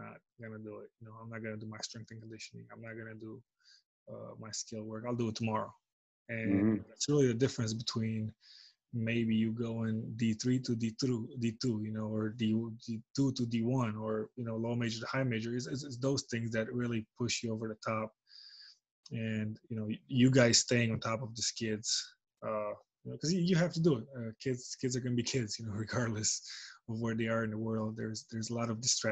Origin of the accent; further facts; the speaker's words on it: Romania; moved away; in my home country, Romania